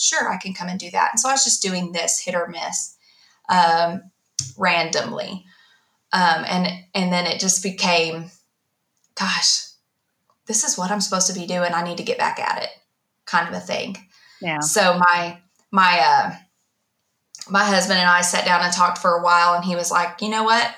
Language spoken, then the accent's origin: English; Ardmore, Oklahoma, United States; also born or lived in Dallas, Texas; I was in the fourth grade when we moved from Dallas to Ardmore